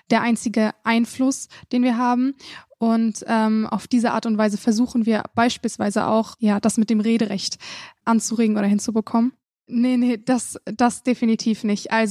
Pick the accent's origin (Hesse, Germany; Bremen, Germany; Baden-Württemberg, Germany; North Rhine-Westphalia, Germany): North Rhine-Westphalia, Germany; Münster; Ich bin Teil des Jugendrats und komme aus Münster.